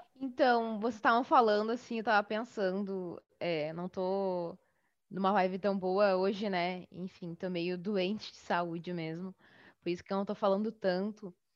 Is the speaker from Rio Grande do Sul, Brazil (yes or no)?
yes; Bagé, Rio Grande do Sul, Brazil; now in Porto Alegre, Brazil; criei o Baguris aqui em Porto Alegre, mas eu sou do sul do Rio Grande do Sul, sou de Bagé, no interior, né, aqui do Rio Grande do Sul.